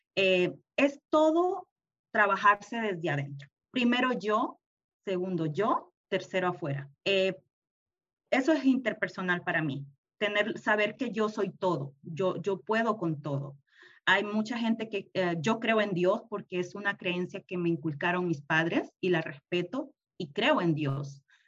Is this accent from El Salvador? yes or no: yes; El Salvador; moved away as an adult; also born or lived in Houston, United States; now in United States; yo soy salvadoreña